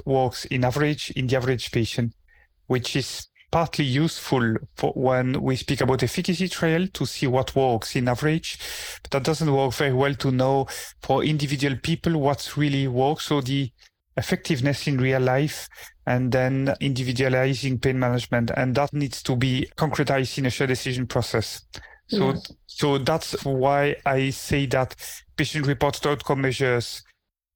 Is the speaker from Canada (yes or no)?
no; Belgium; moved away as an adult; now in Aberdeen, United Kingdom; I'm originally trained in Belgium. I come from Belgium.